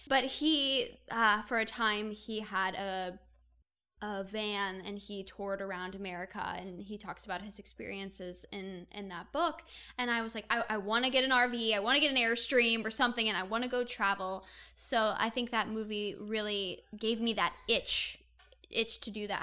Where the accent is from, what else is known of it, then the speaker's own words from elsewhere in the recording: Indiana, United States; now in Los Angeles, United States; I'm originally from Indiana